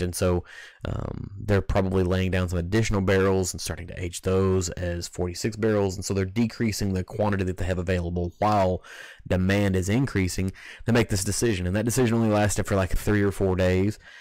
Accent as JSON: {"language": "English", "region": "Kentucky", "country": "United States", "tie": "born or raised there", "said": "growing up in Kentucky, it's the whiskey that, that I cut my teeth on"}